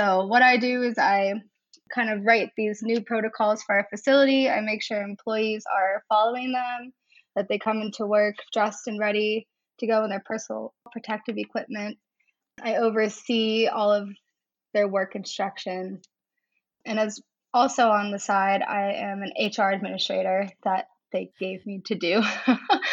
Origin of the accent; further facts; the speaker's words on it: West Middlesex, Pennsylvania, United States; moved away as an adult; also born or lived in Vermont; now in Hudson, United States; I'm originally from West Middlesex, Pennsylvania. And it's just a small town in Western PA